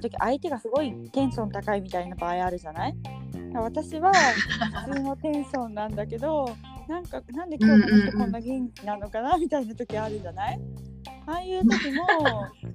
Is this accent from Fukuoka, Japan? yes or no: yes; Fukuoka, Japan; moved away as an adult; also born or lived in China; 私は福岡県出身